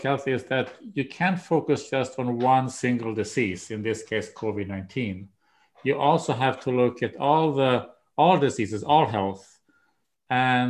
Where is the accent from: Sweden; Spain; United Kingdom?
Sweden; Umeå, Västerbotten County; moved away as an adult; also born or lived in Washington, D.C. / Maryland; now in United States; that's my hometown too